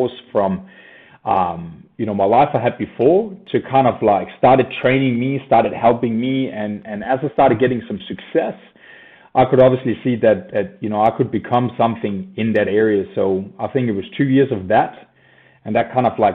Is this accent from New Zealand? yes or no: no; Denmark; moved away as an adult; now in Australia; I moved down under from Scandinavia in Denmark. Grew up there, happy child